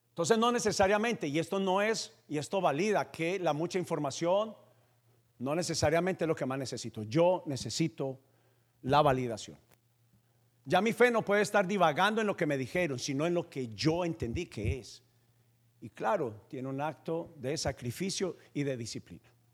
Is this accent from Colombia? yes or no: yes; Paisa, Antioquia, Colombia; yo soy paisa